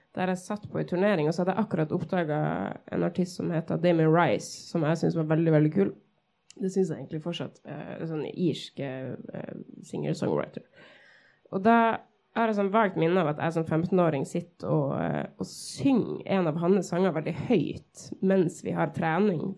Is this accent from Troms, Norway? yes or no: yes; Tromsø, Troms, Norway; født og oppvokst her i Tromsø.